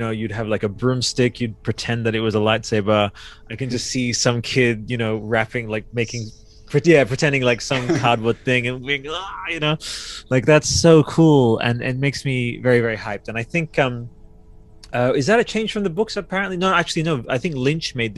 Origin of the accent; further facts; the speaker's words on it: Australia; I'm Australian